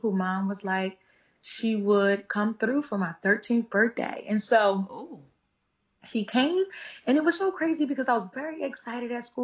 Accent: Philadelphia, Pennsylvania, United States; I am from North Philadelphia, born and raised.

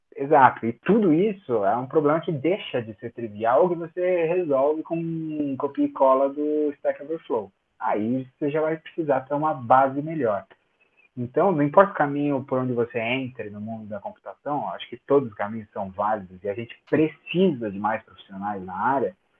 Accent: São Paulo, Brazil; eu sou de São Paulo

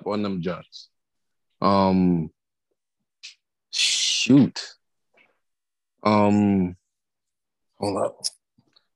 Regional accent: Jamaica; I'm Jamaican

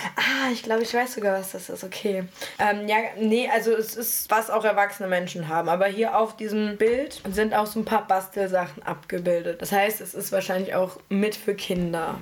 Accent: Nordheim, Germany; now in Berlin, Germany; aus Nordheim, wo ich herkomme

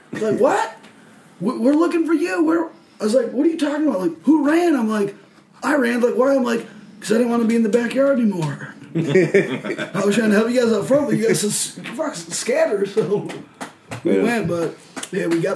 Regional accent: Gladwin, Michigan, United States; moved away; a kid growing up in Michigan

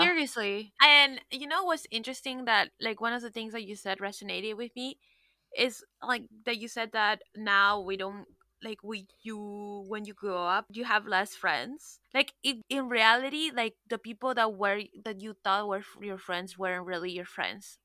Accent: Miami, Florida, United States; I'm from Miami

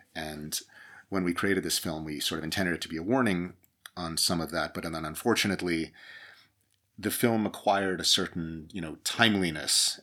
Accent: New York, United States; I grew up in in New York

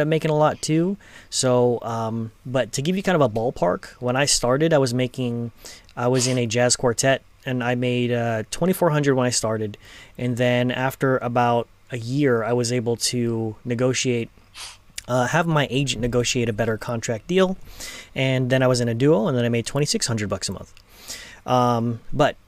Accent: Los Angeles, California, United States; I'm from Los Angeles

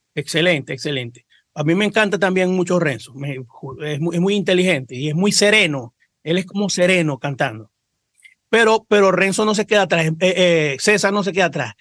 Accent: Cabimas, Zulia, Venezuela; nosotros somos de Cabima

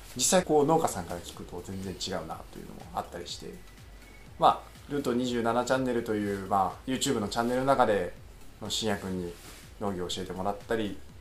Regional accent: Fukui, Japan; also born or lived in Mihama, Fukui / Tokyo; 生まれも育ちも福井県です

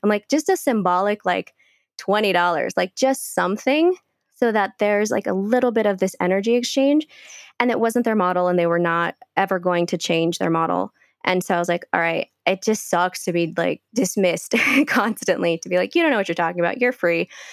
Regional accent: Bay Area, California, United States; moved away as an adult; also born or lived in Guatemala / Cleveland, United States; now in Colombia; I was born in Guatemala. And when I was five years old, my family had to leave and we immigrated to, to California. And so I grew up as a California girl

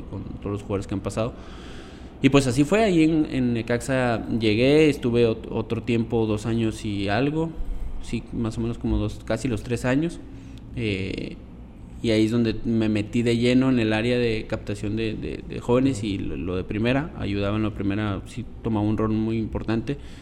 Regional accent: Ensenada, Baja California, Mexico; moved away as an adult; now in Costa Rica; yo nací en Ensenada, Baja California. Es una ciudad al noroeste de, México.

